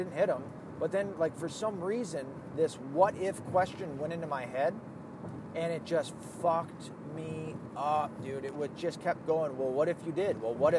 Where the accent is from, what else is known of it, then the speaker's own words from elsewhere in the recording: the South, United States; accent: Southern; my accent is almost all but gone from the South. Every once in a while, I'll get people that go, "Are you from the South?" Yeah. But it's almost all but gone. And that's sad, because I miss it. I miss the South so fucking much.